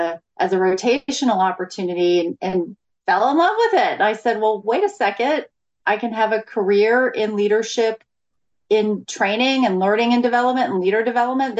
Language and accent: English; Florida, United States; I grew up in Florida